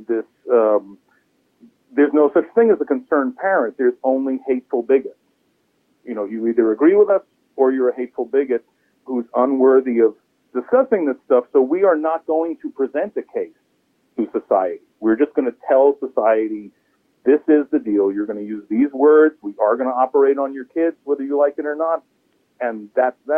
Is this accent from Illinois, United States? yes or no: no; New York City, New York, United States; moved away as an adult; now in Maine, United States; I moved to Maine was I'm from New York City, where the culture requires you to care very deeply about every conceivable issue every day, all the time. And I just sort of after 40 years of that had enough